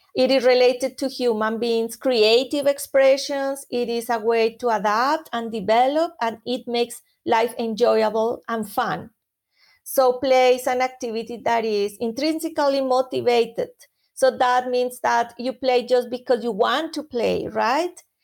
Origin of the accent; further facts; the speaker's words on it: Colombia; moved away; I am from Colombia originally